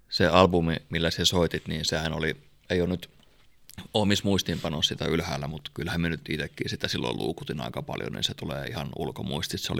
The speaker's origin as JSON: {"language": "Finnish", "town": "Kouvola", "region": "Kymenlaakso", "country": "Finland", "tie": "born or raised there", "said": "olihan se nyt uskomaton soittaa koti, mm. kotikulmilla."}